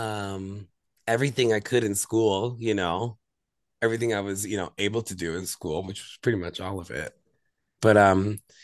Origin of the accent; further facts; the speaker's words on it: Deer Park, New York, United States; also born or lived in Brooklyn / Queens; I'm originally from Long Island, but my family kind of grew up in Brooklyn and Queens. And so like, I've been like back and forth since I was a little kid, but mainly on Long Island